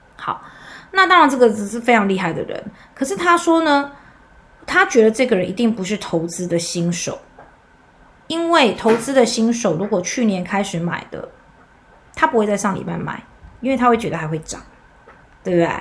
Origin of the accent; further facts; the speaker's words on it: Taiwan; 我们台湾人的民族性可能会有点不同